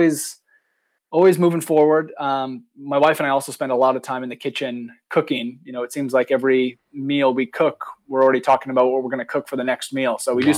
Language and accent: English; Oregon, United States; also born or lived in Nice, France; so I grew up in Oregon on the West Coast